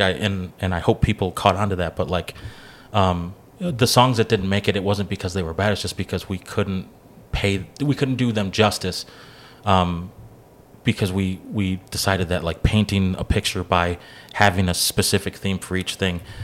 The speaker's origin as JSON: {"language": "English", "area": "Kenosha County", "region": "Wisconsin", "country": "United States", "tie": "born or raised there", "said": "I grew up in the Kenosha County area"}